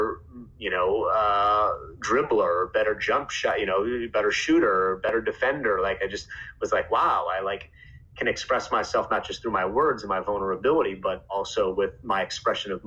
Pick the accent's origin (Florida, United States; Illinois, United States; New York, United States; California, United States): Illinois, United States; Chicago; I grew up in Chicago